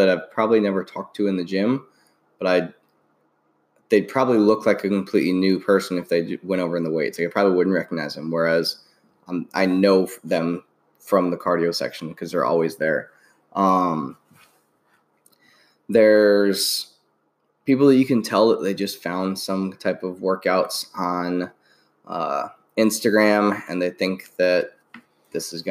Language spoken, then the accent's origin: English; Midwest, United States; moved away as an adult; now in Tampa, United States; I'm from the Midwest as well, and I moved down here 8 months or so before Nicole moved here.